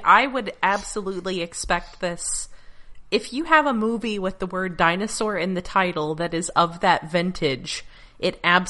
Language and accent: English; Alabama, United States; Look, I grew up in Alabama.